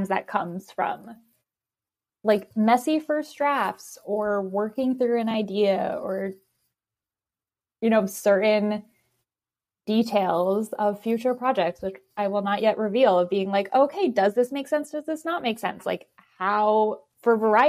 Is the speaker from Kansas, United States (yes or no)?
no; New York City, New York, United States; being a New Yorker